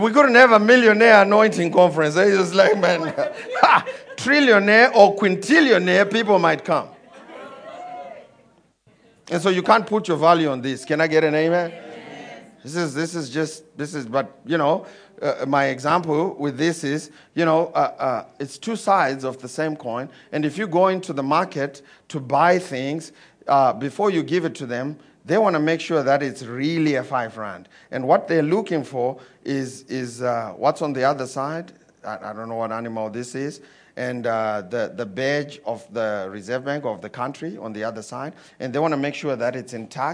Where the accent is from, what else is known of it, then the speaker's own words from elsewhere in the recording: Zimbabwe; I come from Zimbabwe